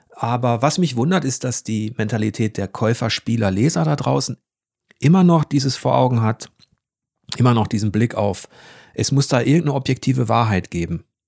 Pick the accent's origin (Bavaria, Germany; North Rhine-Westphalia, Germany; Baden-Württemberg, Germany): North Rhine-Westphalia, Germany; Ruhr area; ich komme aus dem Ruhrgebiet